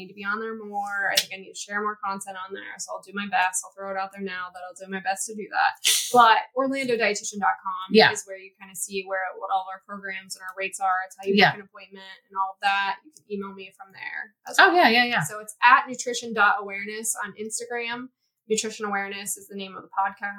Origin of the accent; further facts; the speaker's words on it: Martins Ferry, Ohio, United States; I'm from a really small town, foothills of the Appalachian Mountains